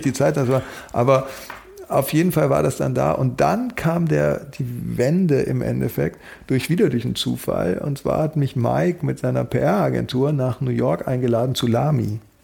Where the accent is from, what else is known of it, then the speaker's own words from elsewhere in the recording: Germany; also born or lived in Paris / Berlin; ich bin Deutscher, aber meine Mutter ist Holländerin